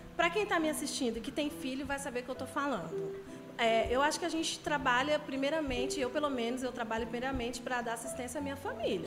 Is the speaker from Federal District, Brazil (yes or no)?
yes; Brasília, Federal District, Brazil; moved away as an adult; now in Itaboraí, Brazil; acabei de chegar no Rio de Janeiro, sou brasiliense